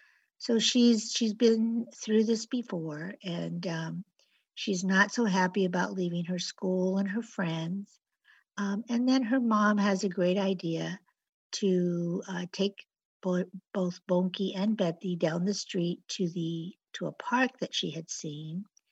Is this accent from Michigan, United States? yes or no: no; Los Angeles, California, United States; also born or lived in San Diego; Well, actually, I was born in Barrio Logan. And shortly after my birth, my parents moved to Los Angeles, where I was raised.